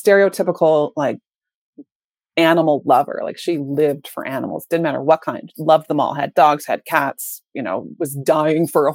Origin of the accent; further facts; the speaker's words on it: Minnesota, United States; moved away as an adult; now in Canada; I grew up in the States and I moved to Canada in my 20s, my early 20s.